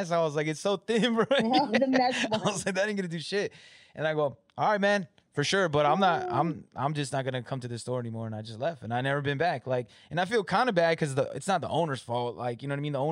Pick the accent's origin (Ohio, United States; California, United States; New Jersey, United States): California, United States; Like we're all from California, but they moved out here before me.